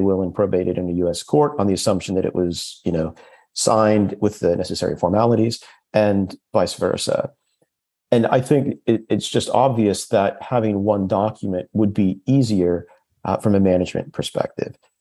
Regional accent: United States; accent: very American; moved away as an adult; now in London, United Kingdom; 15 years in London. And for all that time, I still haven't lost my very American accent

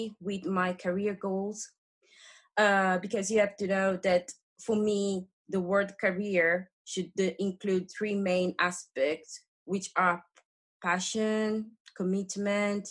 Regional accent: Rome, Lazio, Italy; English is a second language; moved away as an adult; now in United Kingdom; So my hometown is Rome, a great city in Italy.

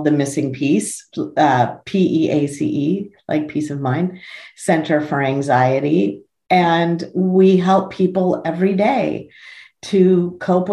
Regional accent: Los Angeles, California, United States; I was born in Tarzana

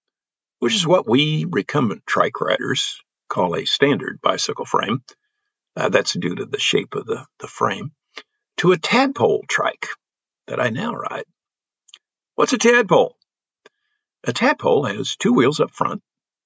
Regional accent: Belleville, Illinois, United States; my hometown area of Belleville, Illinois, which is a St. Louis suburb

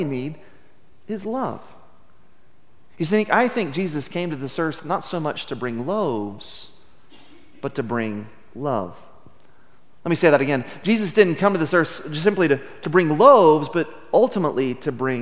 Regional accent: Midland, Texas, United States; Growing up in Midland in the 70s and 80s

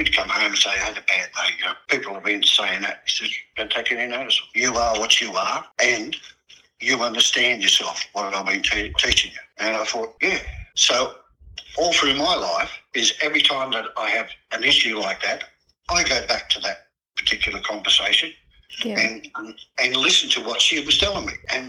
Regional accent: Surry Hills, New South Wales, Australia; So that's one of the ways how we grew up in Surry Hills.

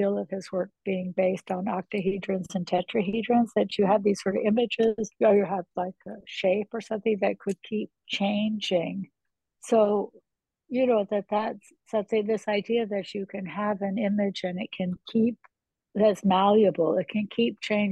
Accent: New Jersey, United States; I'm from New Jersey

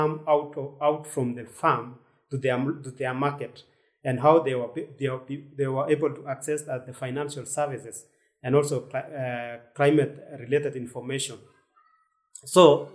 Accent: Kenya; from Kenya. I'm a freelance journalist for Thomson Reuters Foundation, and I'm based in Nairobi

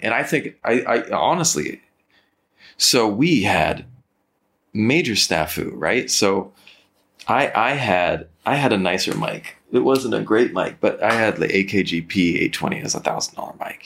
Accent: Napa Valley, California, United States; moved away; I'm from the Napa Valley. I, I grew up in the Napa Valley.

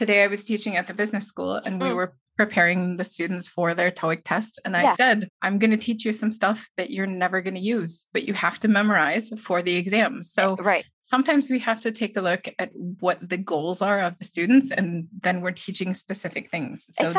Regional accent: Wisconsin, United States; Well, in Wisconsin, we say things like, well, yeah, no.

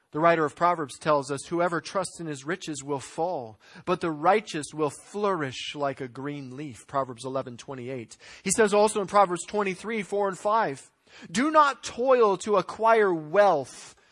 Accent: United States; as American Christians

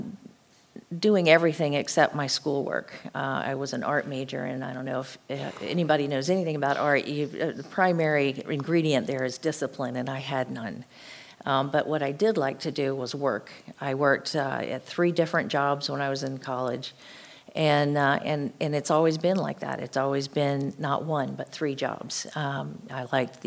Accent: Florida, United States; I grew up in a home in Florida with two parents

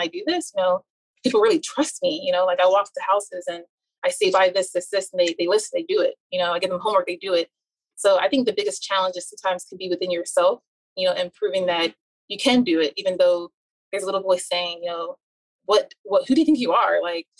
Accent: United States; especially, you know, I'm Nigerian American, you know, and we're already ingrained as little to become successful

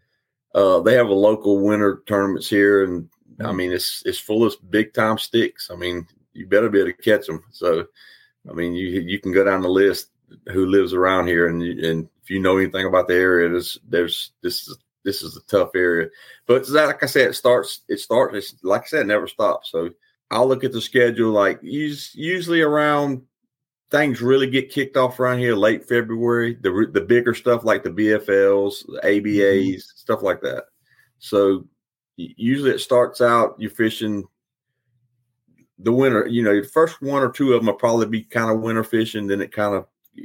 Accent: Charlotte, North Carolina, United States; now in Denver, North Carolina, United States; I grew up in Charlotte, North Carolina. And then, like I said, I live in Denver, North Carolina now

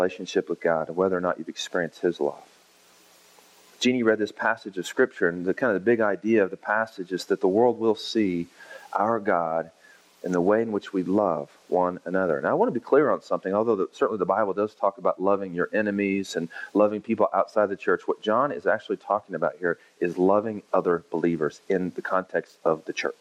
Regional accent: Oklahoma, United States; now in Texas, United States; I grew up in Oklahoma, and I live now in Texas

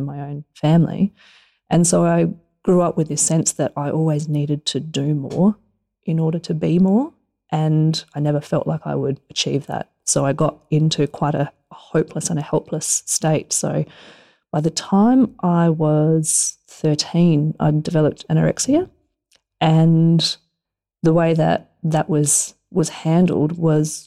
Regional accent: Alice Springs, Northern Territory, Australia; we grew up in Alice Springs

